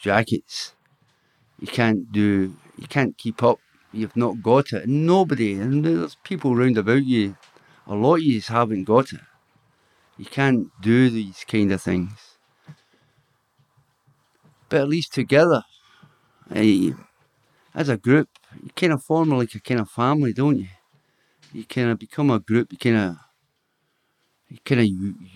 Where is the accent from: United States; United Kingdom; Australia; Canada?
United Kingdom; Glasgow, Scotland; I was born in Glasgow, Milton Street, Glasgow